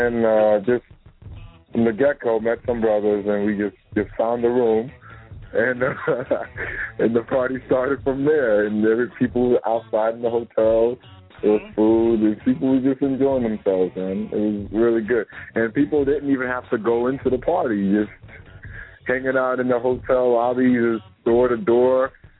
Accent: Texas, United States; moved away; also born or lived in Maine; I'm a Cowboys fan because I grew up in Texas.

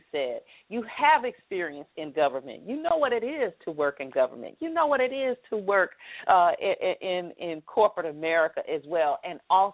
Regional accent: Atlanta, Georgia, United States; accent: southern drawl; I'm from Atlanta

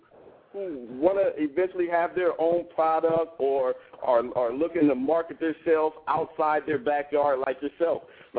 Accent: Columbus, Ohio, United States; I'm from Columbus, Ohio.

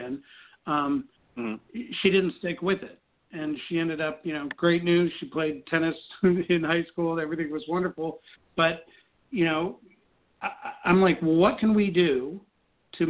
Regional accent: Colorado, United States; growing up in Colorado

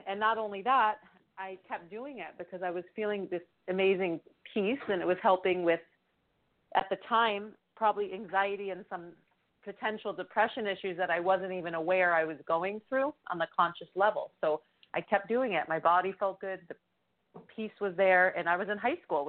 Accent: New York, United States; now in Bay Area, United States; we're from New York

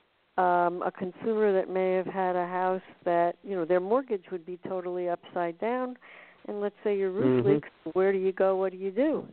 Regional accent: United States; I'm an American

